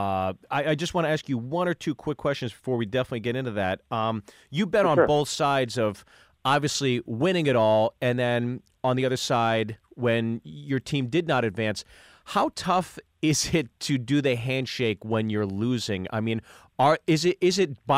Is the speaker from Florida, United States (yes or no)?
no; Pittsburgh, Pennsylvania, United States; me being from Pittsburgh